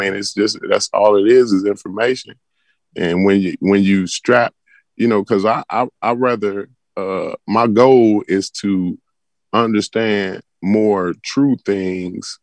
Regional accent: Ghana; now in United States; I'm from Ghana. Ghana is my home. That's my home country.

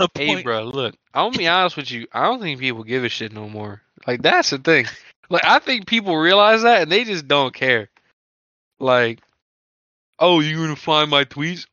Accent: near Lafayette, Louisiana, United States; We are 25 minutes outside of Lafayette, Louisiana. We frequent the area all the time. We basically are from Lafayette, Louisiana

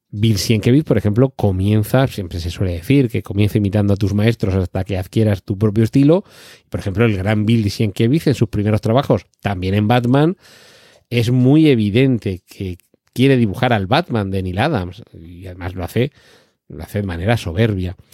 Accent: Spain; yo recuerdo haber leído algún cómic en mi niñez aquí en España

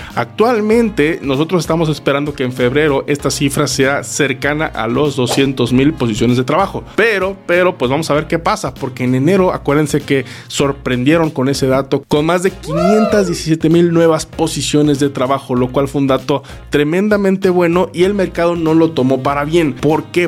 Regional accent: Mexico; como mexicanos

